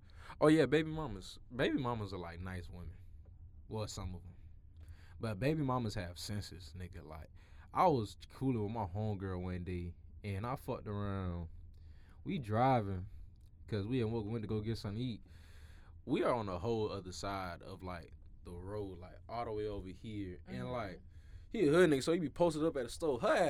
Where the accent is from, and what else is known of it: Florida, United States